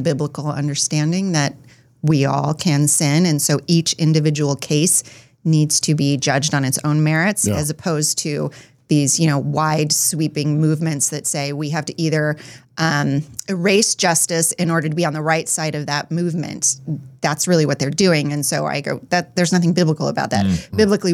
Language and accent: English; Phoenix, Arizona, United States; I was born in Phoenix, Arizona